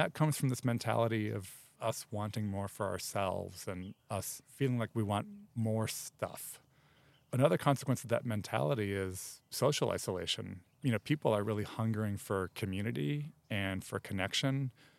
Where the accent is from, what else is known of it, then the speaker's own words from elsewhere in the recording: Chicago, Illinois, United States; also born or lived in New York; now in Los Angeles, United States; I came to Los Angeles from Chicago via New York